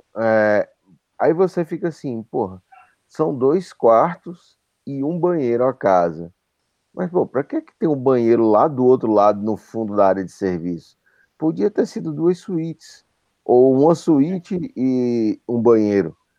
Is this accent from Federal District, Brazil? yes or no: no; Pernambuco, Brazil; eu sou pernambucano